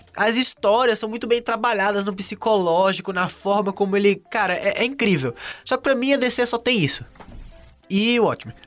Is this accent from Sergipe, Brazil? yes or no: yes; Aracaju, Sergipe, Brazil; now in São Paulo, Brazil; eu sou de Aracaju, né? Então era é um lugar minúsculo